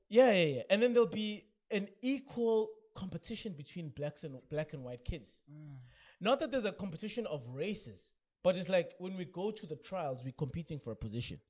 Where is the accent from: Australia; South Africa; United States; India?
South Africa